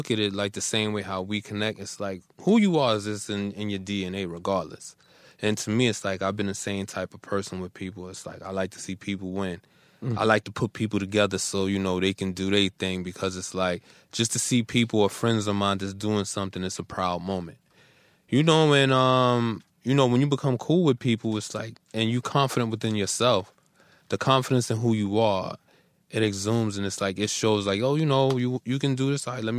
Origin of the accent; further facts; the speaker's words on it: New York City, New York, United States; Cypress Avenue in the Bronx.